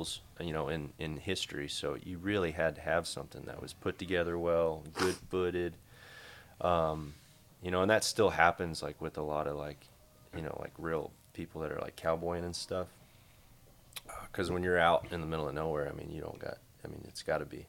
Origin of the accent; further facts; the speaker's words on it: Decatur, Texas, United States; I grew up in Decatur